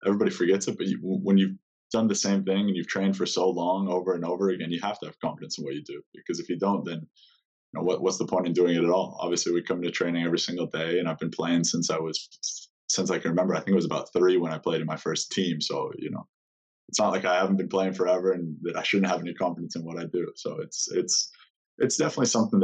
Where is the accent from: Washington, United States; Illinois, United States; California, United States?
Washington, United States; Spokane; also born or lived in Seattle, Washington; I'm from Spokane, Washington, originally. So I was born there